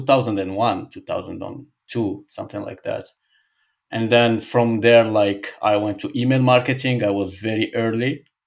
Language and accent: English; Casablanca, Casablanca-Settat, Morocco; English is a second language; moved away as an adult; now in Balneario Camboriu, Brazil; I come from Morocco, Casablanca. I, I grew up in there.